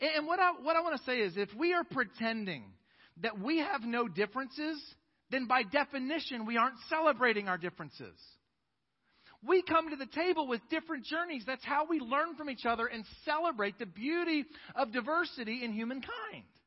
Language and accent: English; East Coast, Northeast, United States; moved away as an adult; now in Fort Worth, United States; I was raised on the East Coast until 10 and a half years ago when God called us to Fort Worth. I had only ever lived in the East Coast. My most formative years were in the North, and I was raised by Northern parents